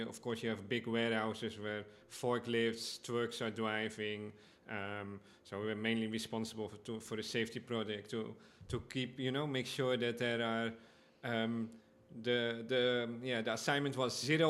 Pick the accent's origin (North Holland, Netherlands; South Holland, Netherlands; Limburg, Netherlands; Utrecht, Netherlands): North Holland, Netherlands; Amsterdam; moved away as an adult; now in Aruba; I come from Amsterdam, the Netherlands